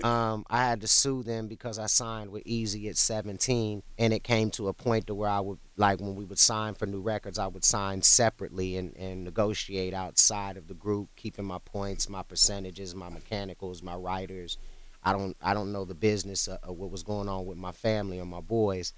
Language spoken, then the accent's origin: English; Ohio, United States; also born or lived in Cleveland; I was born in Ohio and I was in and out of Cleveland throughout my childhood